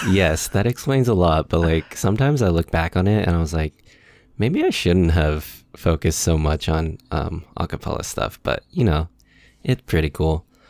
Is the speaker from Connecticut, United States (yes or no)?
no; San Gabriel Valley, Los Angeles area, California, United States; also born or lived in Koreatown, Los Angeles; I grew up here in the L A area, more specifically the San Gabriel Valley